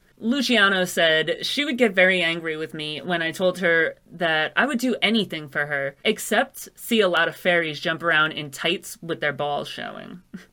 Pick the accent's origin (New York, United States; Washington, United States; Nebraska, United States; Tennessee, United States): New York, United States; I'm from New York.